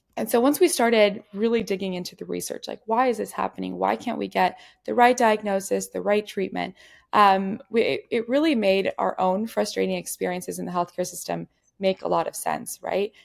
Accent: Ciudad Juárez, Chihuahua, Mexico; growing up in Juarez, Mexico

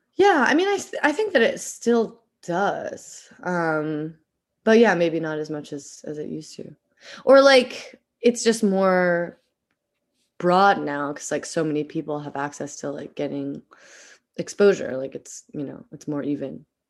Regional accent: Eugene, Oregon, United States; moved away as an adult; also born or lived in Philadelphia; I grew up in Eugene, Oregon

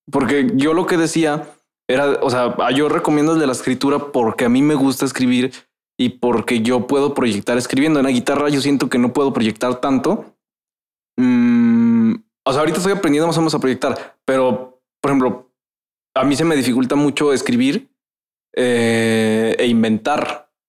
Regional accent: Veracruz, Mexico; soy de Veracruz, hablo

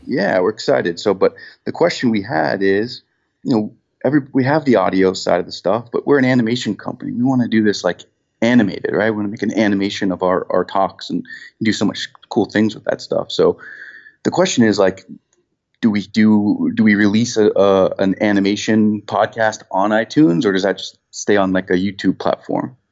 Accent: New Hampshire, United States; now in West Palm Beach, United States; I'm from New Hampshire

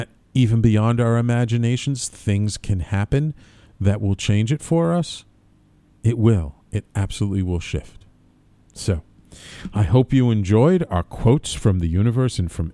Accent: New York City, New York, United States; I grew up in a very Irish-Italian Jewish neighborhood in the Bronx when I was a kid

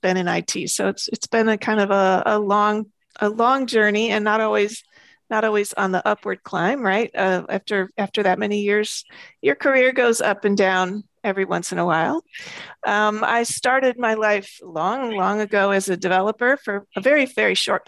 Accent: United States; moved away as an adult; also born or lived in Braga, Portugal; now in Portugal; I am an American, but I have been living in Portugal for about 3.5 years

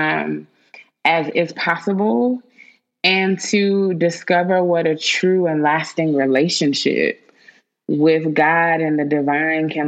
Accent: Winston-Salem, North Carolina, United States; born or raised there

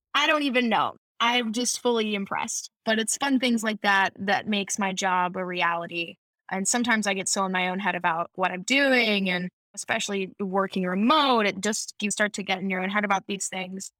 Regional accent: Michigan, United States; moved away as an adult; now in California, United States; I, we grew up in Michigan

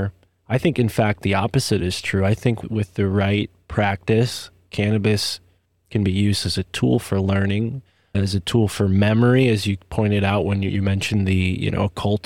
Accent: United States; I grew up on Long Island Sound, so not a lot of waves there

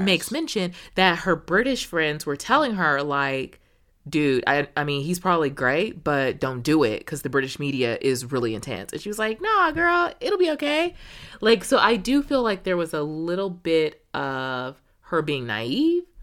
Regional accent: United States

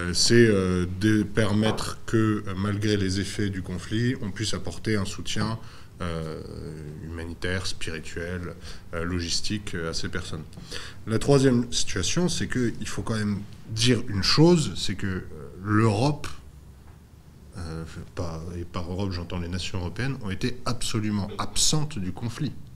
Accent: France; quand on est français et qui plus est catholique

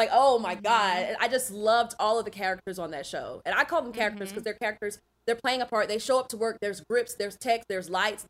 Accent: the South, United States; now in California, United States; I live in California. I'm from the South and I've always been drawn to the West Coast.

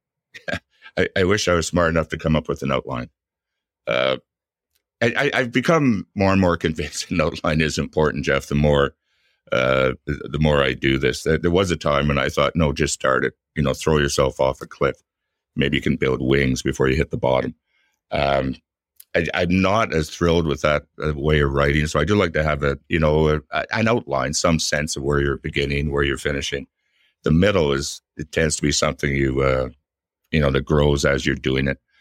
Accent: Ottawa, Ontario, Canada; I'm from Ottawa. Ottawa's my hometown

